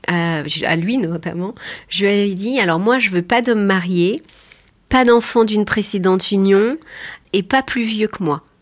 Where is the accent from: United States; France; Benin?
France; Pays de la Loire; moved away as an adult; On était une famille recomposée, on vient de Vendée, on était au Sable pendant 10 ans.